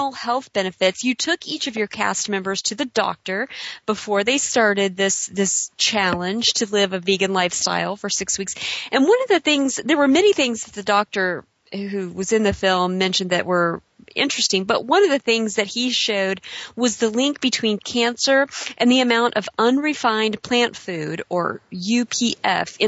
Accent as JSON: {"language": "English", "town": "Mount Vernon", "region": "Illinois", "country": "United States", "said": "I'm from Mount Vernon, Illinois"}